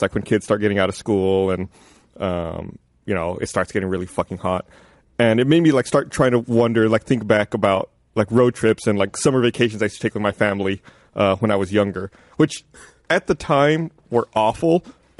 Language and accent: English; South Texas, United States; I grew up like way in South Texas.